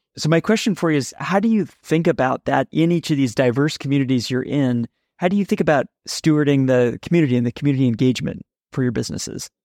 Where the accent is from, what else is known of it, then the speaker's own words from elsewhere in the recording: San Francisco, California, United States; I'm from San Francisco.